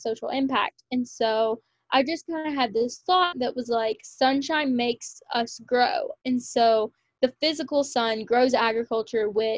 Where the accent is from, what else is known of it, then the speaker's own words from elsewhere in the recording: Kentucky, United States; also born or lived in Lexington, Kentucky; a local title to my hometown, which was super special to win because in Kentucky